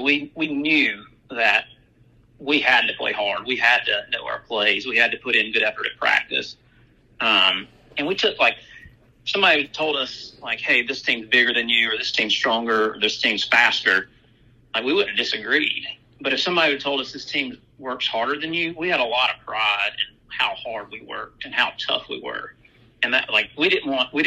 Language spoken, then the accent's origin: English; Brewton, Alabama, United States; growing up in Brewton